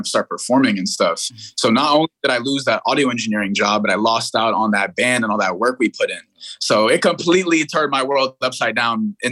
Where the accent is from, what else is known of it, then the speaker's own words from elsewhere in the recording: New York City, New York, United States; born in Brooklyn, New York, and I have a big family